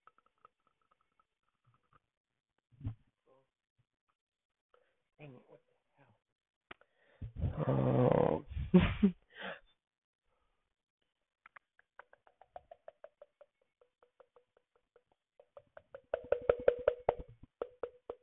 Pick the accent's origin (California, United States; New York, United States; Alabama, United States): Alabama, United States; also born or lived in Detroit, Michigan; I grew up, I grew up in Alabama, but I'm born in Detroit